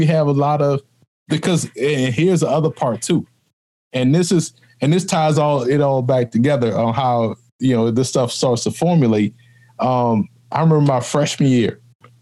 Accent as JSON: {"language": "English", "town": "New Orleans", "region": "Louisiana", "country": "United States", "tie": "born or raised there", "said": "growing up in New Orleans, I was one of the original Saints fans."}